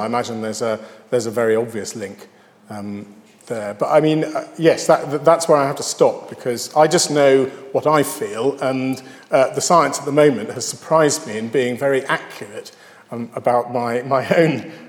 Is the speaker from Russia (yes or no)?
no; United Kingdom; Oh, I'm British, so I must like Vaughan Williams